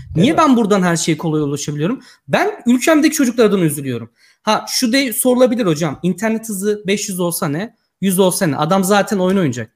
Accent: Yozgat Province, Turkey; moved away as an adult; now in Poland; ben de Aslan Yozgatlıyım

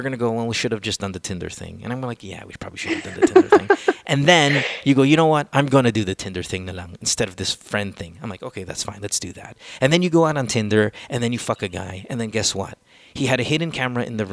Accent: Central Luzon, Philippines; also born or lived in United States; I grew up in the province. I grew up in Bulacan, my dear. I went to La Salle

